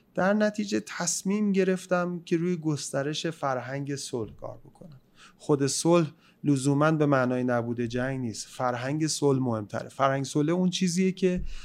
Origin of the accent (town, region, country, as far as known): Iran